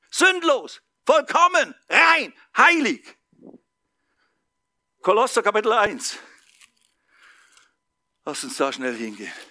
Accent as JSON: {"language": "German", "town": "Basel", "region": "Basel-Stadt", "country": "Switzerland", "said": "weit weg vom Spießertum in Basel, Schweiz, wo ich herkomme, weit weg vom Schaffe, Schaffe, Häuslebau."}